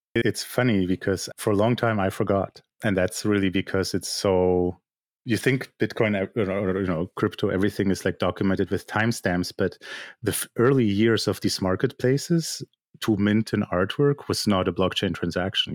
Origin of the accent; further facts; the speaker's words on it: Germany; moved away as an adult; also born or lived in Poland; now in Canada; I'm basically a Polish-born artist who grew up in Germany, lives in Canada